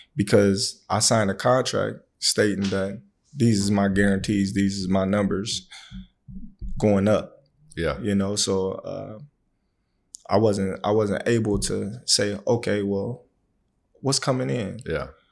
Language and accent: English; Omaha, Nebraska, United States; born or raised there